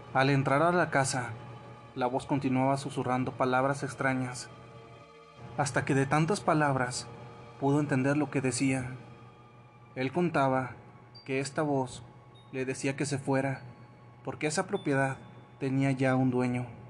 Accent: Ecuador; soy de Ecuador.

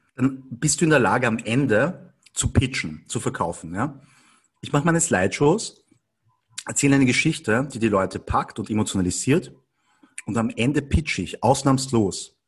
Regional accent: Vienna, Austria; ich bin aber in Wien geboren und aufgewachsen. Und bin halt von der Mentalität her schon eindeutig Wiener

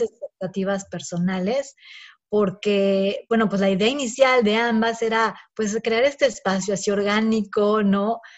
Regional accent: Mexico; moved away; somos como mexicanas viviendo en el extranjero

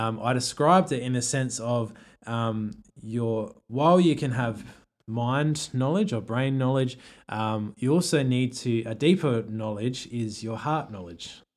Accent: Australia; an Australian who doesn't have another culture

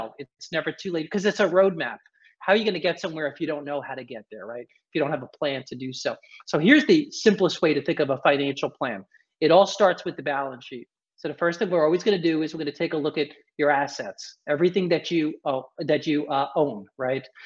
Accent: New York City, New York, United States; I was born and raised in New York, in the city, actually in the boroughs

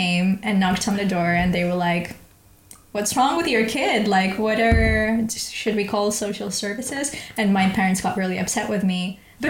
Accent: Ukraine; English is a second language; now in London, United Kingdom; You know, I come from Ukraine.

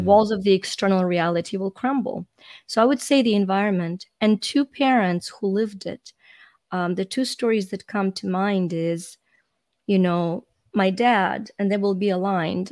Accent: Ukraine; moved away; I'm Ukrainian, so I was born in Ukraine when it was a part of the Soviet Union.

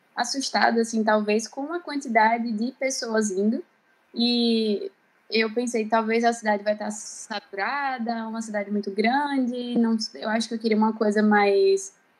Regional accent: Maceió, Alagoas, Brazil; moved away as an adult; also born or lived in Ireland; eu sou de Maceió, do Nordeste do Brasil

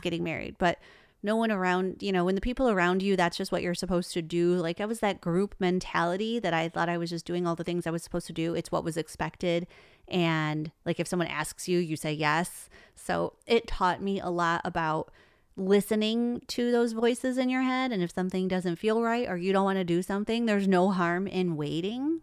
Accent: Traverse City, Michigan, United States; Born and raised in Michigan

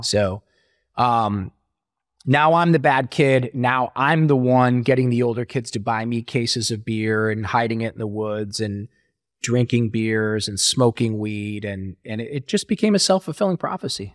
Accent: Ohio, United States; born or raised there

